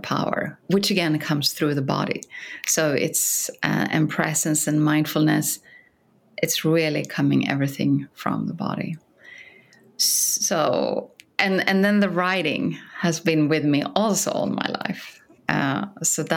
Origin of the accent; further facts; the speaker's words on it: Sweden; English is a second language; moved away as an adult; now in San Francisco, United States; when I came to San Francisco from Sweden